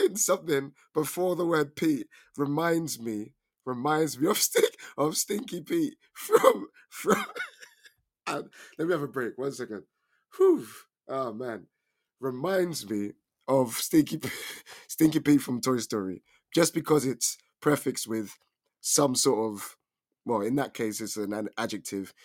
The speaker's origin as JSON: {"language": "English", "region": "London", "country": "United Kingdom", "said": "I'm from England, more specifically London."}